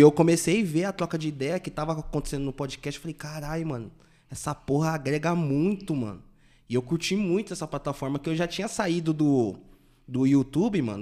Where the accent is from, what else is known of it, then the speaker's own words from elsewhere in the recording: Taboão da Serra, São Paulo, Brazil; sempre morei no Taboão, né, mano? Acho que eu nunca saí do Taboão